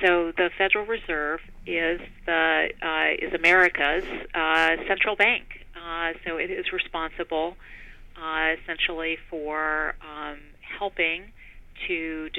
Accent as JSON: {"language": "English", "country": "Poland", "tie": "born or raised there", "also_born_or_lived": "Germany", "said": "Yeah, so I grew up in Poland during a period of communist rule, during the period of the Iron Curtain still in place, the Cold War, and also Germany, before the unification of Germany"}